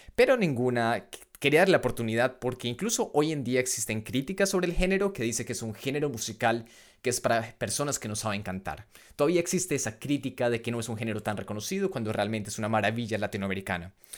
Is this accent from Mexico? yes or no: no; Colombia; moved away as an adult; now in Leuven, Belgium; vengo de Colombia